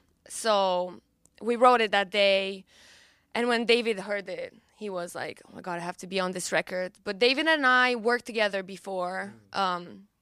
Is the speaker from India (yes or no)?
no; Romania; accent: Romanian; English is a second language; But then my accent was a bit too Romanian at the time. I had diction lessons in the meantime, and then I started re-recording the song.